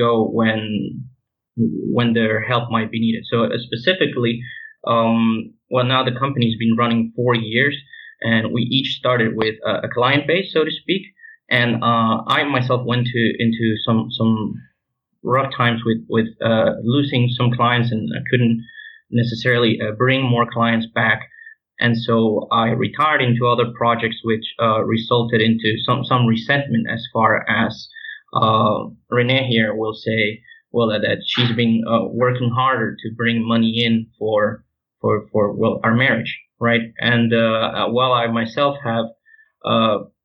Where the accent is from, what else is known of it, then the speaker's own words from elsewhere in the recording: Venezuela; moved away as an adult; I'm from Venezuela, from Italian and other European descent. But I was born in South America.